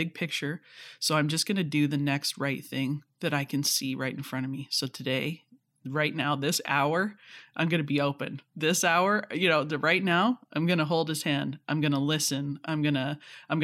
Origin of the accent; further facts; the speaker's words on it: Canada; I'm Canadian, you know, Scottish parents